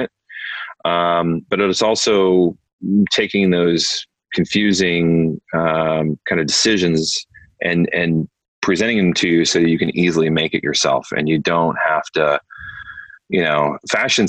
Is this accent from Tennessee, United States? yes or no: no; Iowa, United States; moved away; also born or lived in New York; I grew up in Iowa.